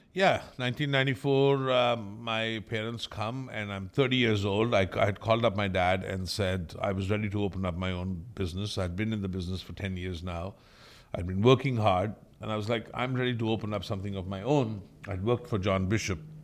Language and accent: English; India; moved away as an adult; also born or lived in Austria; now in Canada; I'm from India.